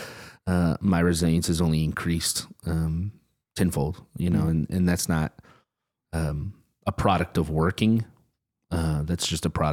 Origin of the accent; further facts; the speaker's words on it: San Antonio, Texas, United States; now in Bryan, United States; I grew up in San Antonio